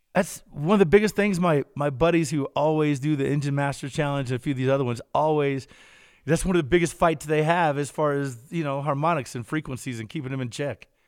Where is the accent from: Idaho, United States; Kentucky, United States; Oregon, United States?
Kentucky, United States; I'm from Kentucky.